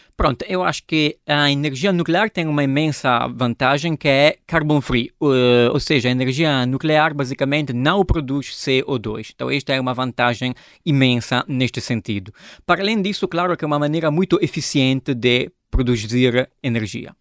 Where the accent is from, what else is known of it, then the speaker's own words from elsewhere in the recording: Italy; Portuguese is a second language; moved away as an adult; also born or lived in Genoa, Italy; now in Lisbon, Portugal; sou italiano